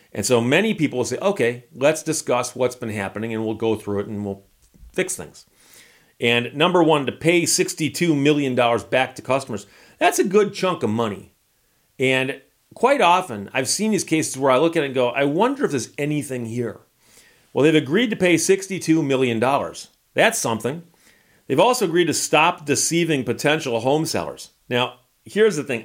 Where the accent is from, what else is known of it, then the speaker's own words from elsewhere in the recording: Birmingham, Michigan, United States; growing up in Birmingham, Michigan